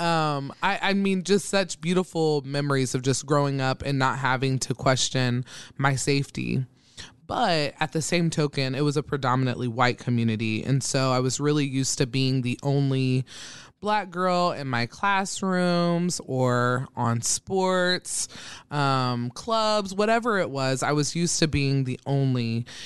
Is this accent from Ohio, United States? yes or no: yes; Troy, Ohio, United States; moved away as an adult; also born or lived in Dayton, Ohio; now in Omaha, Nebraska, United States; I am from a small town called Troy, Ohio, um, where I was born and raised from the time I came out of my mother's womb to, I was, when I was eighteen, and then I moved to Dayton, Ohio